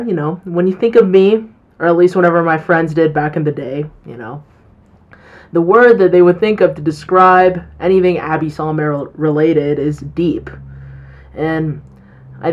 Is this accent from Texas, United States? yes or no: no; Colorado, United States; I'm 18 years old and I'm from Colorado.